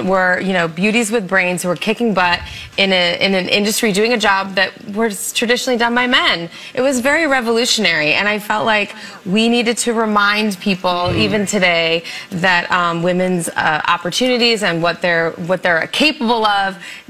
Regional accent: Massachusetts, United States; I'm from Massachusetts.

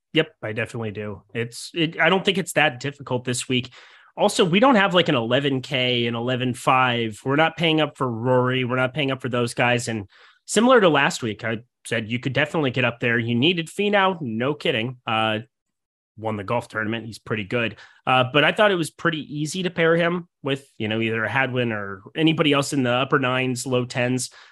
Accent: Midwest, United States; growing up in the Midwest.

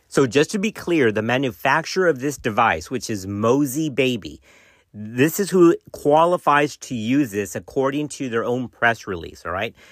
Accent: Texas, United States; my home state, guys, that comes from Texas

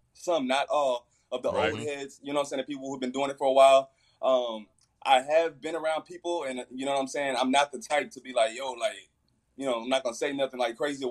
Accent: Fort Worth, Texas, United States; I'm from Fort Worth

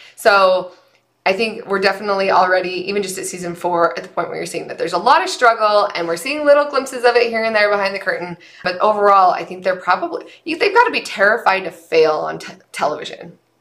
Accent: Utah, United States; now in Nevada, United States; we were we were raised in the state that has the greatest snow on earth and we come to Nevada

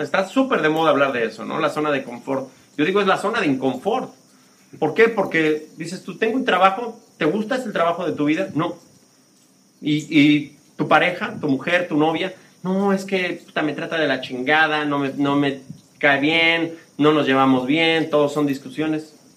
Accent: Mexico City, Mexico; born or raised there; moved away as an adult; also born or lived in United States / Spain

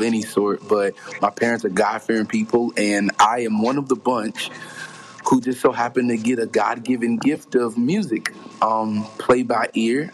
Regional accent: Pringletown, South Carolina, United States; born and raised in a small town outside of Charleston called Pringletown, South Carolina

